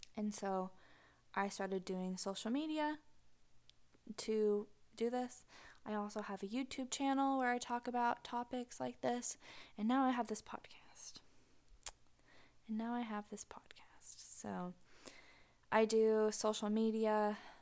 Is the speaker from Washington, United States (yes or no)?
yes; Pacific Northwest, just north of Seattle, Washington, United States; moved away as an adult; now in Tennessee, United States; I grew up in the Pacific Northwest. Just north of Seattle